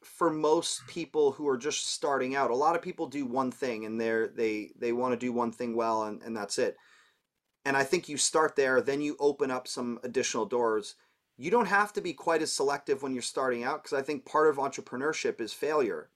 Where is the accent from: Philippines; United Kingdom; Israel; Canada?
Canada; Toronto, Ontario; moved away as an adult; also born or lived in New York; I'm from Toronto, so being Canadian